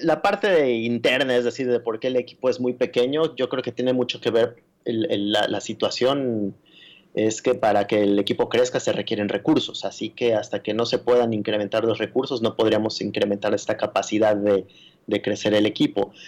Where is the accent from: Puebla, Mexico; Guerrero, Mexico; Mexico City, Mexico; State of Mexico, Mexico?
Mexico City, Mexico; Yo nací y crecí en la Ciudad de México, que es la jungla de asfalto.